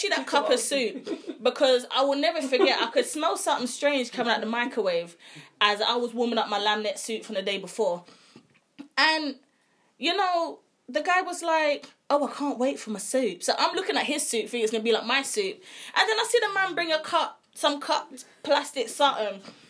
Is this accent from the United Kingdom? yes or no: yes; London, United Kingdom; we are from London, UK.